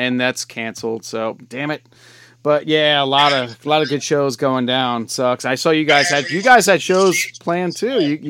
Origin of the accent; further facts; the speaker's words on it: New York, United States; I'm older than you may think I am. I'm old. I grew up in New York.